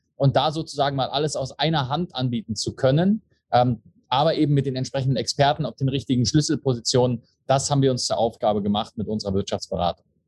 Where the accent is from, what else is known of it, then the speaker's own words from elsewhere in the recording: Berlin, Germany; moved away as an adult; also born or lived in Switzerland; now in Dubai, United Arab Emirates; gebürtiger Deutscher, Berliner, wohne seit acht Jahren in der Schweiz, jetzt seit drei Jahren auch in den Emiraten, in Dubai